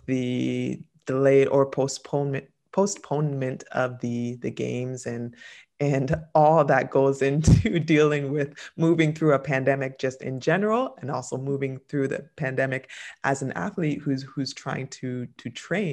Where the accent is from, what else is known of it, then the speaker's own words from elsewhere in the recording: Canada; moved away as an adult; I've been living away from Canada now 15 years, I believe, the more Canadian I become